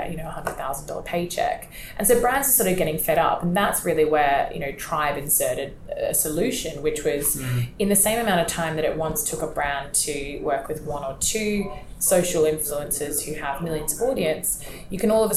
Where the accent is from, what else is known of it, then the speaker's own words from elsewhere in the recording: Australia; moved away as an adult; now in London, United Kingdom; I'm Australian myself